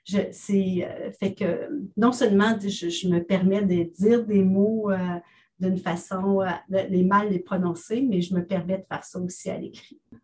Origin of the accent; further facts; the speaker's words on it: Ontario, Canada; also born or lived in Pierrefonds, Quebec; Je suis une fière franco-ontarienne. Je suis née à Oxbury